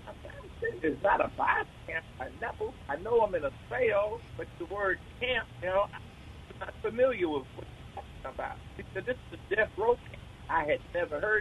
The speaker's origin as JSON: {"language": "English", "town": "Milwaukee", "region": "Wisconsin", "country": "United States", "tie": "born or raised there", "also_born_or_lived": "Jackson, Mississippi", "moved": "yes", "said": "I was born in Milwaukee, Wisconsin."}